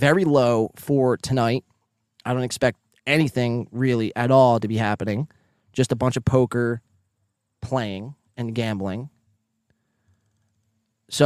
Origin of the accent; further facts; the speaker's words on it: Northeast, United States; accent: Northeastern; that's just my Northeastern accent